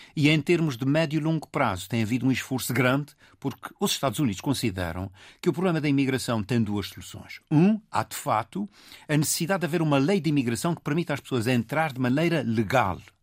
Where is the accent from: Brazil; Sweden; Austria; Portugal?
Portugal; nós, como portugueses